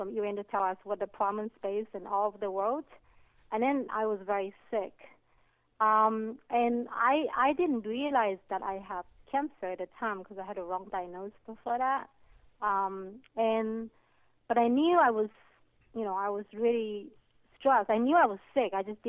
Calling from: California, United States

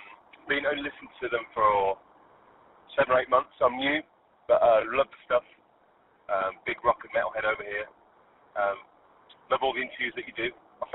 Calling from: West Midlands, United Kingdom

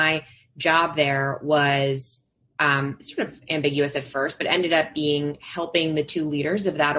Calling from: Brooklyn, New York, United States; I am joining from Brooklyn, from my home office, also known as my bedroom.

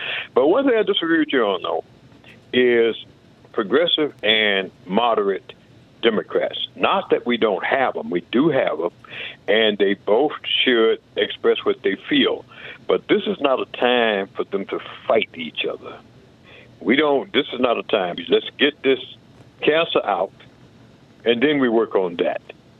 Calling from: Richland Park, Illinois, United States; I'm from Richland Park, which is right outside Chicago.

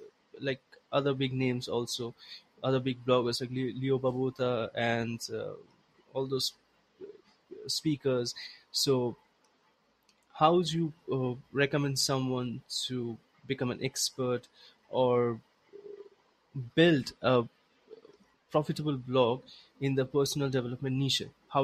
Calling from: India; I'm speaking from India

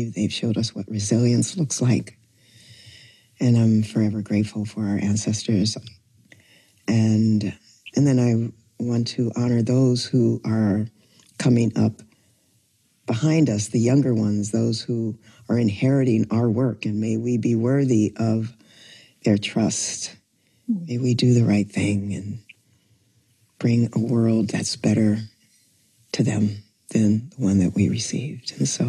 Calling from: Oakland, California, United States; And I am calling in from Oakland, is the Ohlone land originally.

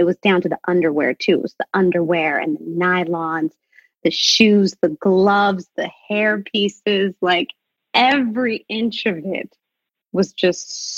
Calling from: London, United Kingdom; So I'm in London right now.

